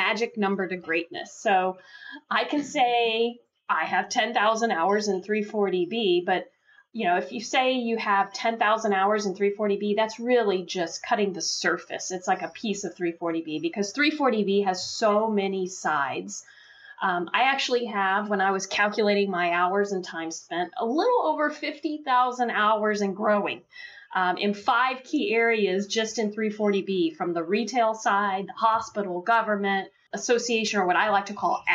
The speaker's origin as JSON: {"language": "English", "town": "Houston", "region": "Texas", "country": "United States", "tie": "born or raised there", "also_born_or_lived": "Washington, D.C.", "moved": "as an adult", "lives_now": "Florida, United States", "said": "I was born and raised in Houston, Texas. So I'm a native Texan"}